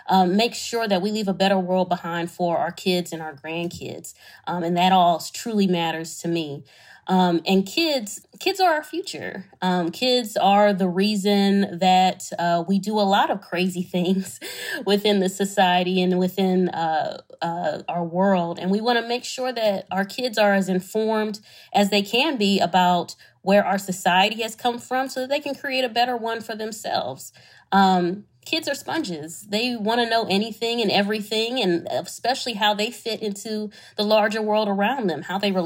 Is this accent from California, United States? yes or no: no; Detroit, Michigan, United States; my hometown, Detroit, Michigan